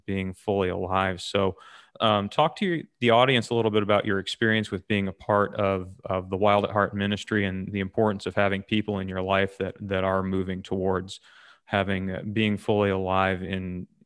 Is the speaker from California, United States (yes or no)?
no; Southern Michigan, United States; our area where I grew up in Southern Michigan